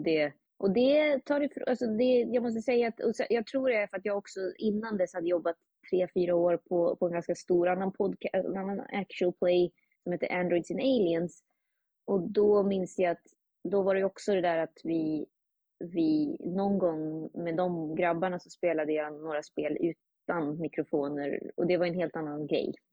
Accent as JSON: {"language": "Swedish", "town": "Uppsala", "region": "Uppsala County", "country": "Sweden", "moved": "yes", "lives_now": "New York, United States", "said": "jag är från Uppsala"}